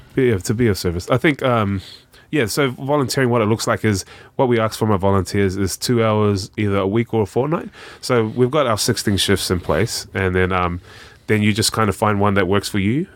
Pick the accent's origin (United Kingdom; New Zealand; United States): New Zealand; Auckland; also born or lived in Australia; I grew up in South Auckland